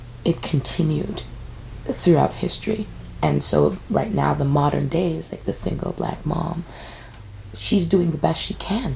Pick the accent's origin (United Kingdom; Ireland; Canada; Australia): Canada; we're Canadian. We came here. We're Canadians.